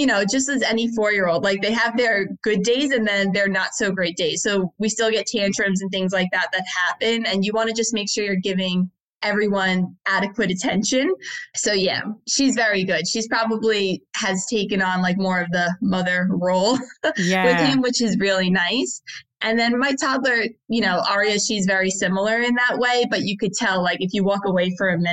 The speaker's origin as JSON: {"language": "English", "area": "Long Island", "region": "New York", "country": "United States", "tie": "born or raised there", "also_born_or_lived": "Florida / Sydney", "moved": "as an adult", "lives_now": "Australia", "said": "I'm American. I grew up in Long Island in New York pretty much my whole life up until I was about 26"}